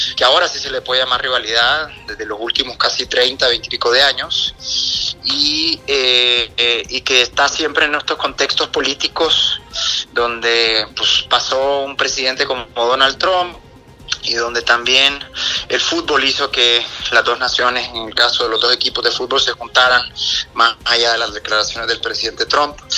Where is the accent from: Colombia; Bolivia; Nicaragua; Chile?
Nicaragua; siendo nicaragüense